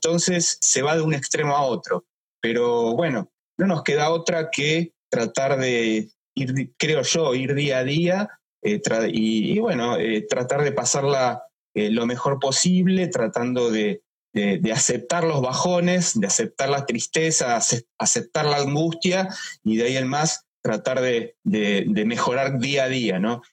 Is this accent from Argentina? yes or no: yes; Argentina; no tenemos como argentinos un final